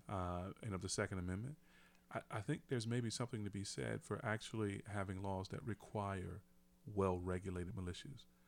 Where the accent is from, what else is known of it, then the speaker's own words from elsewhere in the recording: United States; I'm an American